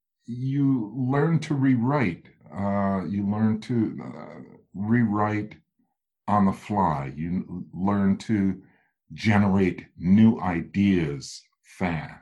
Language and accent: English; Midwest, United States; I'm a Midwesterner